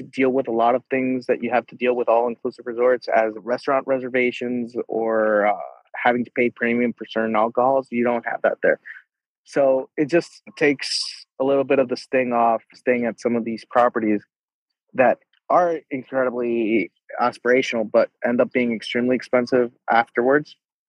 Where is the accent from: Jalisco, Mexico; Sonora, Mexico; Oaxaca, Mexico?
Jalisco, Mexico; I can't not mention my home state of Jalisco